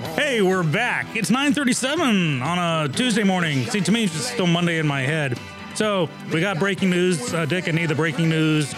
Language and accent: English; England, United Kingdom; moved away; I grew up in England, and in England, commercials are called ads